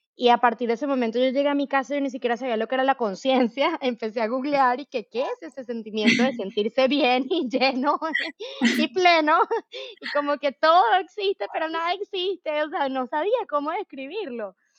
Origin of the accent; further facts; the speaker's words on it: Venezuela; yo soy venezolana